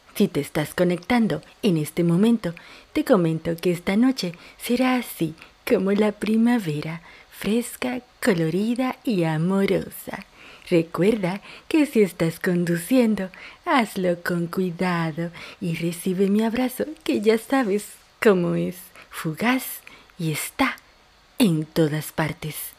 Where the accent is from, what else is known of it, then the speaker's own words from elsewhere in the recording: Dominican Republic; also born or lived in New York; now in Argentina; una dominicana en Argentina